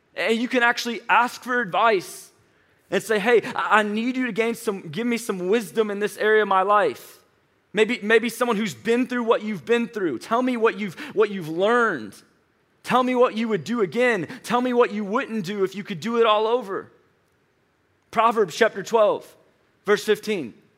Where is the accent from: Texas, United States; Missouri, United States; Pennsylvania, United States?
Missouri, United States; St. Louis; moved away as an adult; now in Atlanta, United States; was born and raised in Saint Louis, Missouri